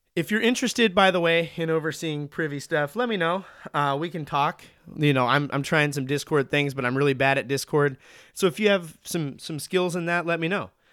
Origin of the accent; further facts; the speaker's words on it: Montana, United States; now in Oregon, United States; I'm from Montana